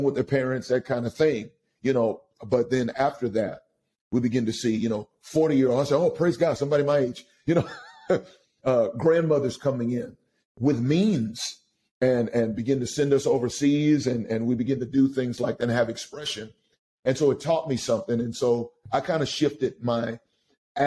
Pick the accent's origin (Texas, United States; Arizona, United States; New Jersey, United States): Texas, United States; Austin; now in Pasadena, United States; I'm from Austin, Texas. I'm a Longhorn, and so that's where I'm from. I grew up, unfortunately, I grew up typically in a broken home.